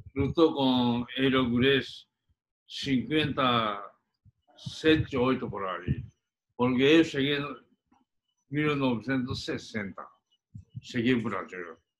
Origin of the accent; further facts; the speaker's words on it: Japan; Portuguese is a second language; moved away as an adult; now in Brazil; estava na minha terra